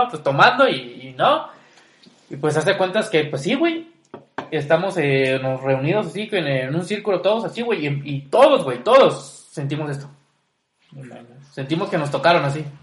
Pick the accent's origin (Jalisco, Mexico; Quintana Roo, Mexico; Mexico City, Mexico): Quintana Roo, Mexico; Cancún; todo el mundo sabe que soy de Cancún.